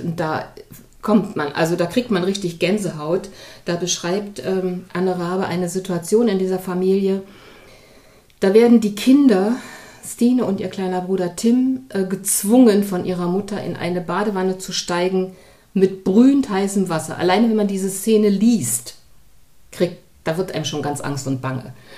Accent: East Germany, Germany; now in Hamburg, Germany; ich bin auch ein Kind der DDR

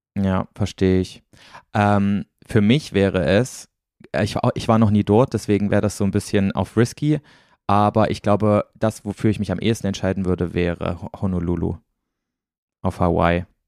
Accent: Thuringia, Germany; moved away; hier quasi in meiner Heimat in Thüringen

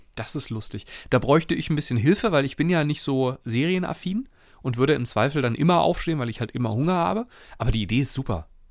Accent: Germany; so erwarten wir es als Deutsche ja auch

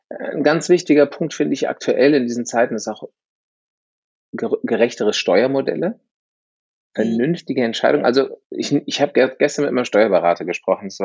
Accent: United States; ich bin halber Amerikaner

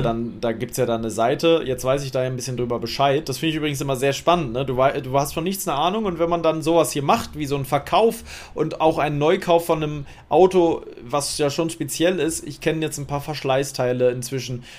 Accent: Berlin, Germany; Ich muss in meine alte Heimat fahren, in meine alte Hut

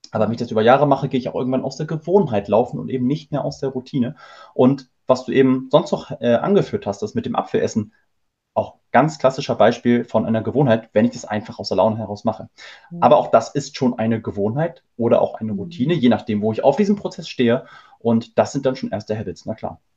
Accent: Hamburg, Germany; wir kommen nämlich aus Hamburg

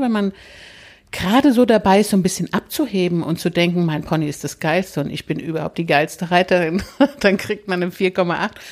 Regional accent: Hesse, Germany; moved away; also born or lived in Upper Rhine Plain; Ich komme ja aus Hessen.

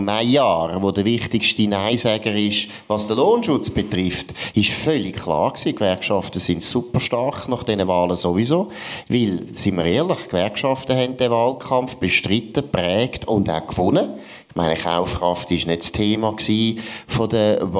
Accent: Switzerland; Oder man hätte als Schweizer mal müssen überlegen gut, wie können wir uns freikaufen?

